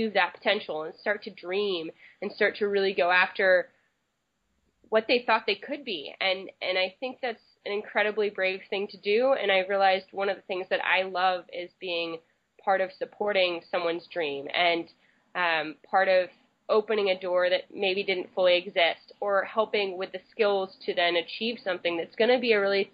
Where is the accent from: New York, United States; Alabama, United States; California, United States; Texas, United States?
California, United States; Berkeley; I grew up in Berkeley, California